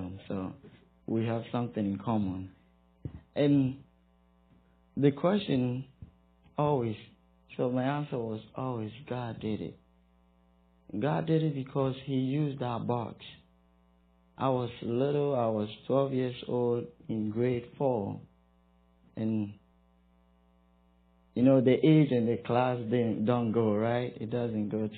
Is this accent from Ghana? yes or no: yes; Ghana; moved away as an adult; now in Greeneville, United States; I'm from West Africa, Ghana.